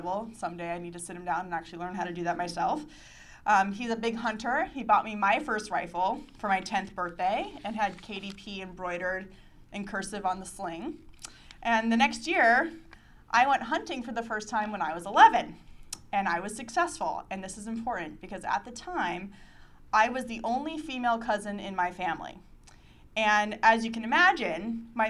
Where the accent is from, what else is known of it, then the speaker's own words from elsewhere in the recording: Arizona, United States; I'm from Arizona